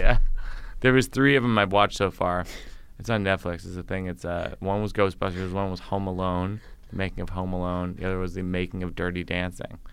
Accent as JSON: {"language": "English", "region": "Massachusetts", "country": "United States", "said": "I'm from Massachusetts"}